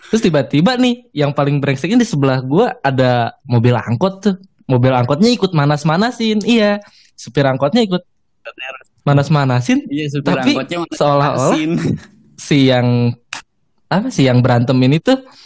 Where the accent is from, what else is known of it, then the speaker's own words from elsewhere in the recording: Bandung, West Java, Indonesia; gue orang Bandung itu gabut aja gitu gue pengen cari temen